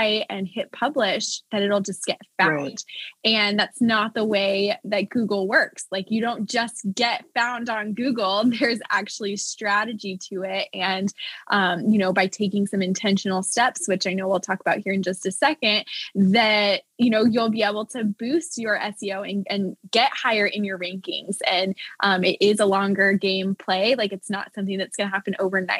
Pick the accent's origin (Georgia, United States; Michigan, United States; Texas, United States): Texas, United States; Dallas; now in Nashville, United States; I am also born and raised in Dallas. Now I'm in Nashville